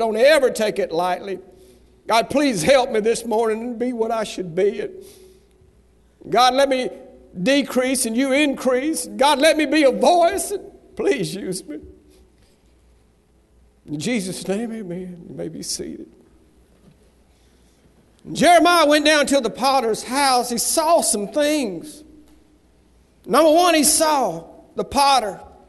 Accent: Southern United States, United States; accent: southern; Now, I lost all my southern accent while I was up there, but you should have heard me while I went up there.

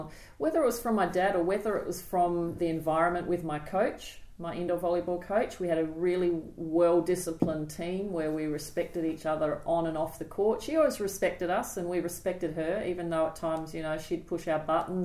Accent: Adelaide, South Australia, Australia; now in Sydney, Australia; We grew up in Adelaide

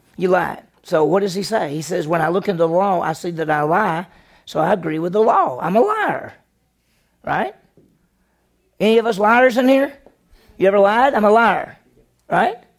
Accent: the South, United States; I grew up in the South.

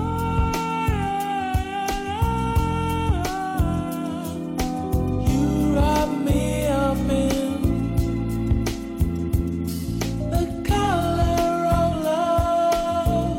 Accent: The Hague, South Holland, Netherlands; moved away as an adult; now in Rotterdam, Netherlands; I need to shout out my hometown. I'm from Den Haag, The Hague. Shout out 070. But now I live in Rotterdam

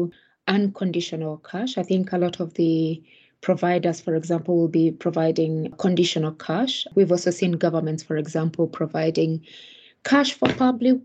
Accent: Kenya; I am Kenyan. I'm African Kenyan, to be specific.

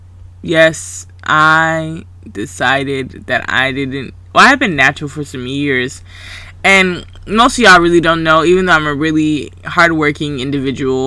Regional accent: Grayson, Georgia, United States; also born or lived in Valdosta, Georgia; I was raised in Selma, but I went to Grayson

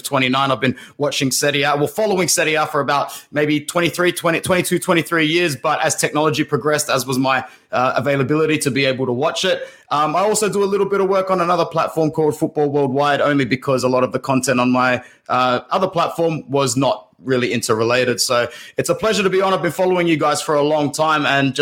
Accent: Sydney, New South Wales, Australia; I'm from Sydney, Australia.

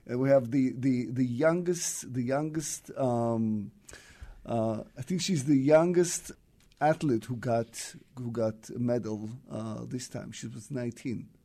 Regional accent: Central District, Israel; moved away as an adult; also born or lived in Soviet Union / Tel Aviv / Jerusalem; now in Seattle, United States; I was born in the Soviet Union and moved to Israel in the seventies

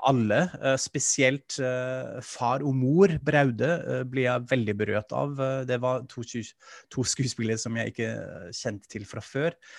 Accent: Germany; now in Norway; Jeg er tysk, jeg er vant til dette

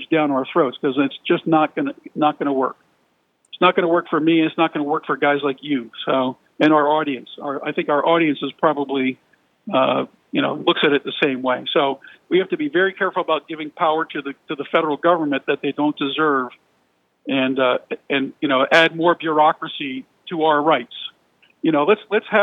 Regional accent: New Jersey, United States; moved away; I grew up in New Jersey, so New Jersey is special to me

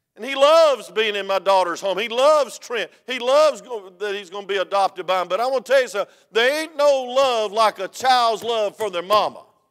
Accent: United States; I was from DeKalb County

